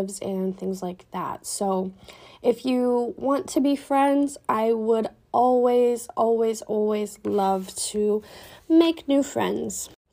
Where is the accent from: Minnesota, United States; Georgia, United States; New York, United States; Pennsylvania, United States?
Minnesota, United States; Minneapolis; I was born and raised in Minneapolis, and I still live in Minneapolis currently